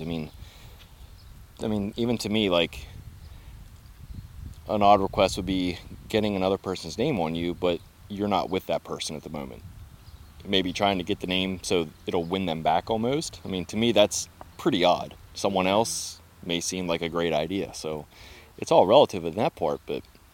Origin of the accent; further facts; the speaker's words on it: Clear Spring, Maryland, United States; moved away as an adult; also born or lived in Florida; now in Greencastle, United States; I'm from Maryland, but I'm near the Clear Spring area, so which is very close to Pennsylvania and only, 20 minutes from West Virginia. But grew up in Clear Spring